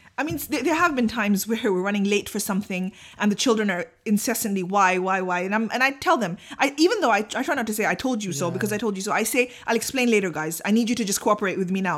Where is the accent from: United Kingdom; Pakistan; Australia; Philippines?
Pakistan; I'm too Pakistani